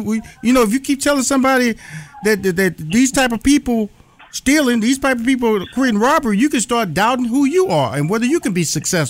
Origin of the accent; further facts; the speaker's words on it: Houston, Texas, United States; also born or lived in New York / Chicago / Los Angeles; now in Atlanta, United States; I've lived in, born and raised in Houston, Dr. Watkins. Mm-hmm. I lived in New York, Chicago, Los Angeles, and currently live in Atlanta.